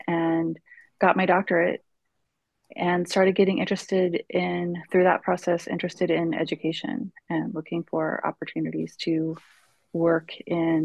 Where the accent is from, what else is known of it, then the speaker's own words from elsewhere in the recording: Kansas City, United States; also born or lived in Arkansas; now in Granbury, United States; I'm originally from Kansas City